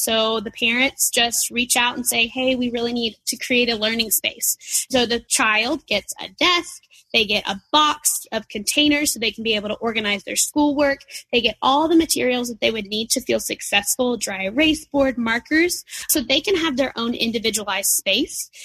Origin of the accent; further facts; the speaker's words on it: Nashville, Tennessee, United States; moved away as an adult; now in Chattanooga, United States; I'm from Nashville originally